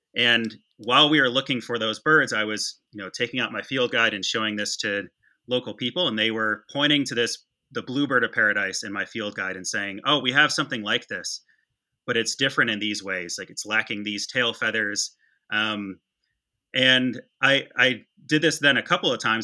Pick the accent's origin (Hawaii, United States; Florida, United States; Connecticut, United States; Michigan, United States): Michigan, United States; West; I grew up in West Michigan